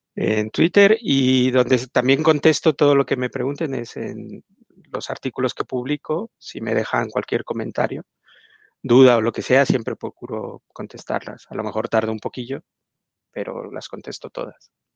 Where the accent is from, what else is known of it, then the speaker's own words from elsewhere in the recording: Mexico; yo soy mexicano